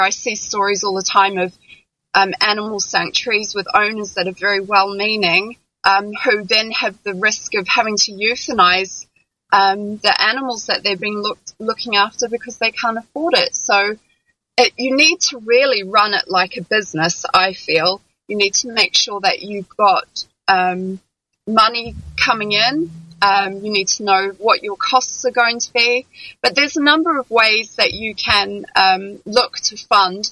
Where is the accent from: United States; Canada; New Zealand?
New Zealand; also born or lived in London; now in France; I'm originally from New Zealand.